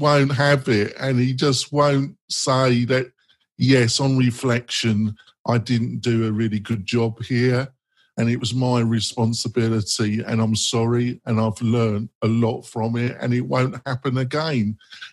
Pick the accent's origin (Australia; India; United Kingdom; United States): United Kingdom; England; I'm English